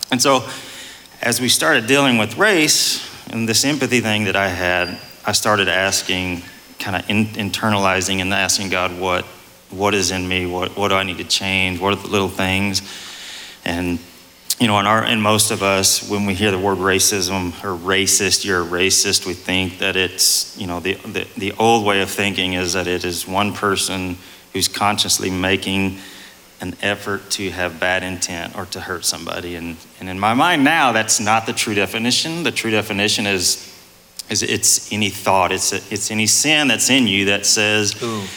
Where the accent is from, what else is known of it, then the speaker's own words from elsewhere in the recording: East Texas, United States; I'm more of an East Texas country boy